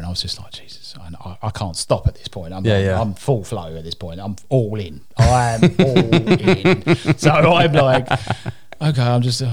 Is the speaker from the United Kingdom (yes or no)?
yes; United Kingdom; I'm British.